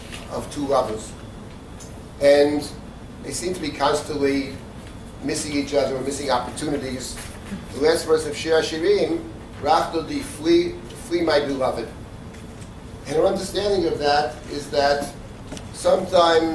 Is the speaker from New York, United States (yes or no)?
yes; New York City, New York, United States; I grew up in the Jackson Heights, Queens